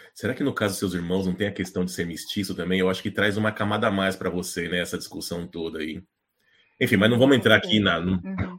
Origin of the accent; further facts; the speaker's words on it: Brazil; also born or lived in Japan; eu sou, eu sou brasileiro